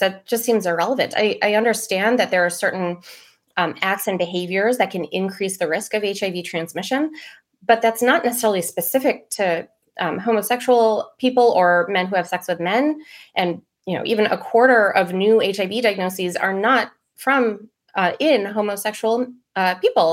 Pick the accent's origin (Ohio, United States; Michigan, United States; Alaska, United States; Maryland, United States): Maryland, United States; I was born and raised in Maryland